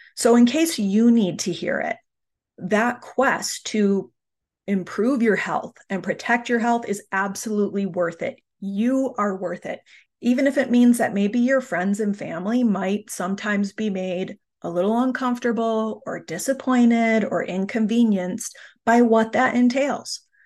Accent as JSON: {"language": "English", "country": "United States", "tie": "born or raised there", "said": "a very typical nineteen eighties American childhood"}